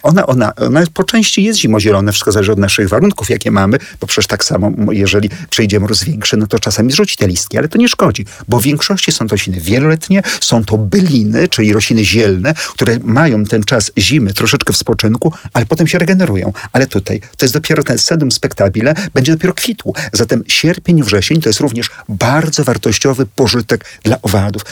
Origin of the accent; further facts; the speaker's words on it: Warsaw, Masovian Voivodeship, Poland; Urodziłem się w Warszawie, mieszkam tyle lat